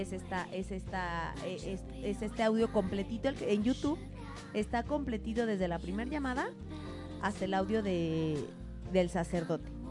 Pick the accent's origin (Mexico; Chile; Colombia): Mexico; la casa en la que crecí en México